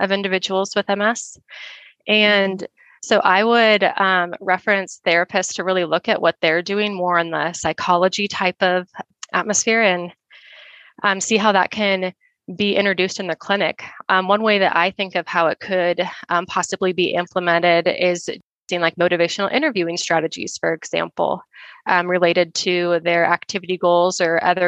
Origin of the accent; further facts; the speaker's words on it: Nebraska, United States; also born or lived in Colorado; now in Denver, United States; I grew up in Nebraska